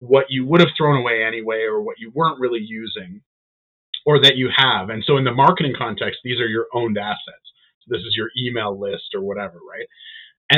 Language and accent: English; Canada; we're Canadian, supporting Canadian business.